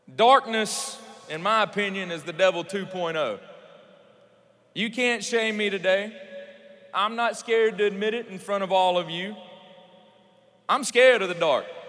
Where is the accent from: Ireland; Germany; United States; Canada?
United States; Louisiana; I'm from Louisiana